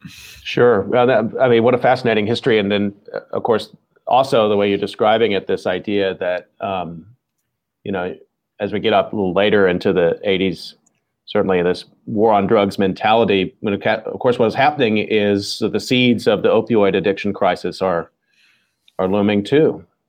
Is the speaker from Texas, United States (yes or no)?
yes; Dallas, Texas, United States; I grew up in the Dallas-Fort Worth Metroplex area